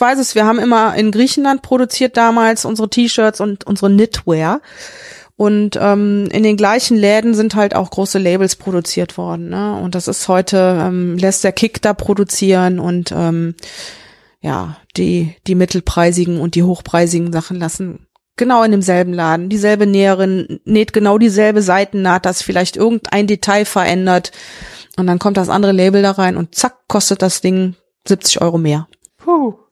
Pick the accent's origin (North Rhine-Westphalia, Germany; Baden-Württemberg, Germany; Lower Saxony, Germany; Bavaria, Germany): North Rhine-Westphalia, Germany; Mönchengladbach; now in Meckenheim, Germany; Ich komme ja aus Mönchengladbach, das war ja mit die Modehochburg, ne, mit Krefeld und Düsseldorf